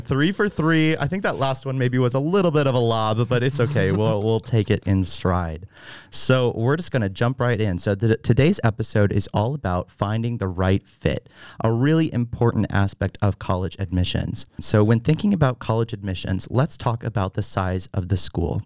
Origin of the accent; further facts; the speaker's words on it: Fredericksburg, Virginia, United States; I am from Fredericksburg, Virginia